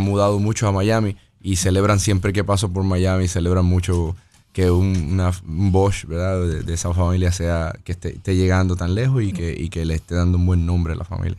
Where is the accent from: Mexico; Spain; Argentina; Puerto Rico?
Puerto Rico; Las Piedras; moved away as an adult; also born or lived in Ponce, Puerto Rico; now in United States; me identifico más como pedreño, porque soy de, eh, me crié casi todas las piedras hasta los 18 años